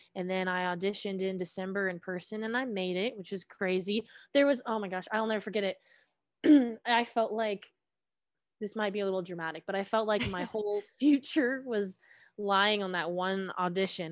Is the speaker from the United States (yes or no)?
yes; Suwanee, Georgia, United States; I am originally from Suwanee, Georgia, in Gwinnett County